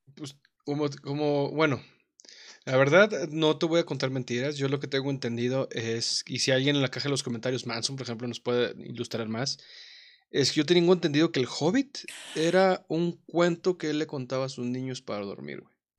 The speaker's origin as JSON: {"language": "Spanish", "country": "Mexico", "said": "como mexicanos"}